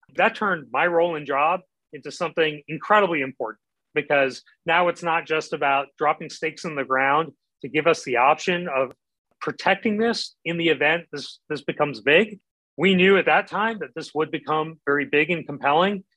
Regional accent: Midwest, United States; I grew up in the Midwest

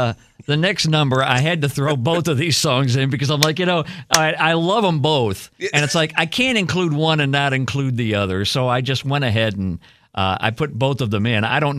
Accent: Florida, United States

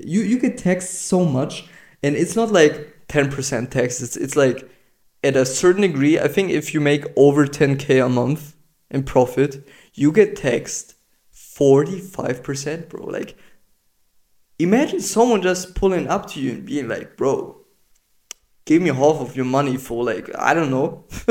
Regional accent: Germany; because apparently I'm from Germany, which is a shithole of a country, to be honest

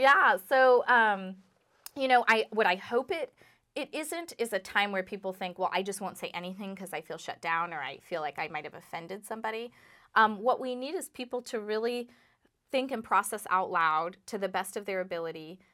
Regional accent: Los Angeles, California, United States; also born or lived in Burlington, Vermont; now in Vermont, United States; I did grow up in my Indian immigrant father and Jewish American mother's Irish pub in Los Angeles

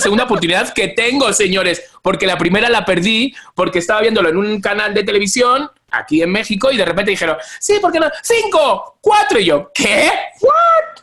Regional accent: Spain; accent: Spanish; moved away; soy español. O sea, quiero decir, no me di cuenta que mi acento es diferente al vuestro

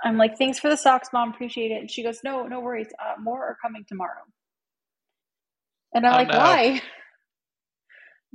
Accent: Cleveland, Ohio, United States; I'm from Cleveland

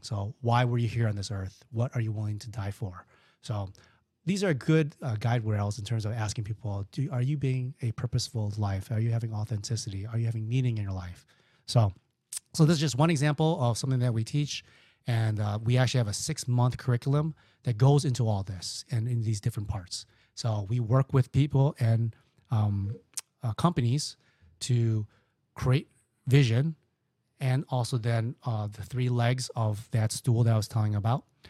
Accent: Chicago, Illinois, United States; I'm from Chicago

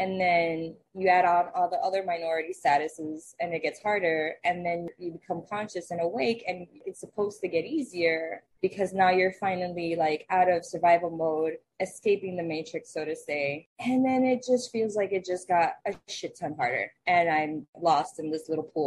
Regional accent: Miami, Florida, United States; moved away; I grew up in Miami, where, like, the Hispanics are not really the minority

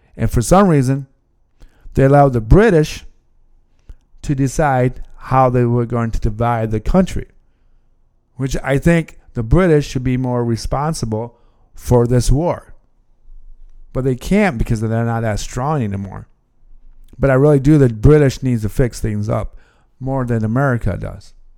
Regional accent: United States; as American

